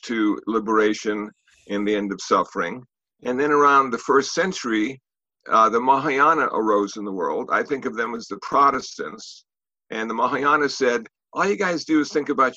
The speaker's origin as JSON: {"language": "English", "country": "United States", "also_born_or_lived": "Los Angeles", "said": "I'm an American Buddhist monk"}